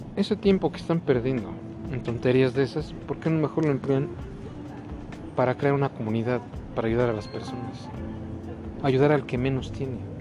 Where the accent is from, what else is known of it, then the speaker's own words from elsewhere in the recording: Mexico; nosotros como propios mexicanos nativos de aquí